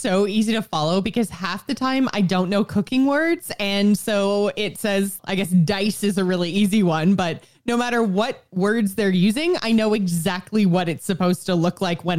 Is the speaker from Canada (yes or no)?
yes; Canada; as a Canadian